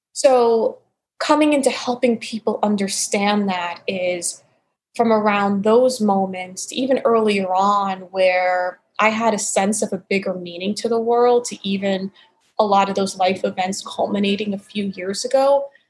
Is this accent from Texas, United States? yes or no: no; New York City, New York, United States; moved away as an adult; also born or lived in Arizona / Portland, Oregon / Florida; born and raised in New York City